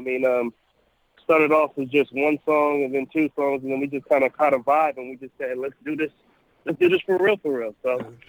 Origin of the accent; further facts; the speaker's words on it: Berkeley, California, United States; now in Los Angeles, United States; I'm from Berkeley, California, but now we all live in Los Angeles.